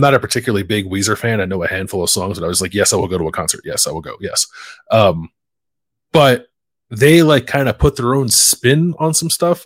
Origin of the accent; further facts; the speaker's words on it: Philadelphia, Pennsylvania, United States; moved away; I have three guys that I grew up with in Philly